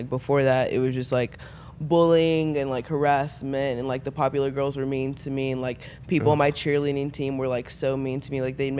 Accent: Dallas, Texas, United States; I am from Dallas.

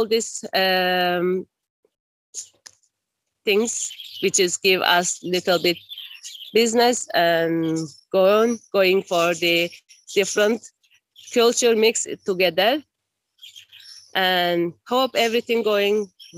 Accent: Esentepe, Cyprus; also born or lived in Turkey / Nicosia; When I was 1 year old, my family moved to Cyprus and we're living in Esentepe nearly 46 years. And I go to school from here

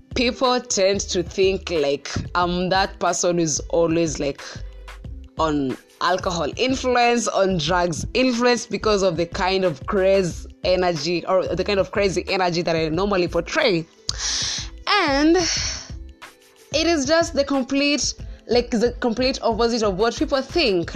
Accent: Central Kenya, Kenya; I am from the central part of Kenya

